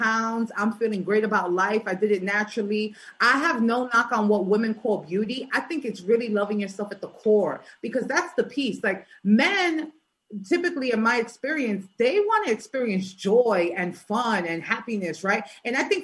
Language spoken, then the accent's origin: English; New York City, New York, United States; I'm from New York, right? I'm from Brooklyn